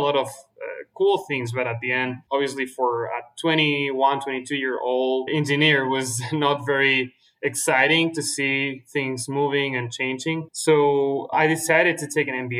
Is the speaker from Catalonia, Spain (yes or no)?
no; Valencia, Valencian Community, Spain; I'm originally from Valencia, Spain. It's a city on the east coast of Spain.